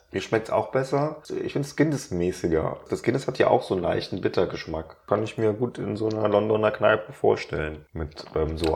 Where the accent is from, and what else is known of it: Germany